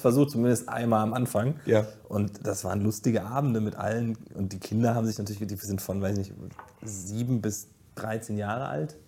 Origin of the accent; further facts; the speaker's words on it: Giessen, Hesse, Germany; in Gießen aufzuwachsen ist, ich sage schon immer, es ist hässlich, aber es ist meine Heimat